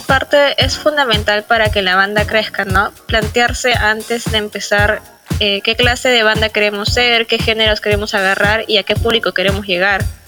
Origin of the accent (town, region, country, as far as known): Peru